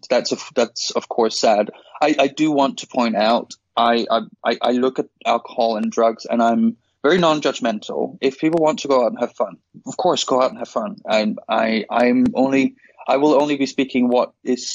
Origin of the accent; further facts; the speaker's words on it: Denmark; moved away; I'm originally from Denmark